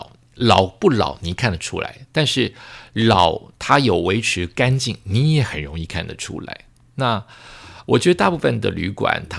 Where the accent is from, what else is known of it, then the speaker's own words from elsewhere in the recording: Bangkok, Thailand; 然后曼谷固定的气味回来了，就是我的家乡的味道回来了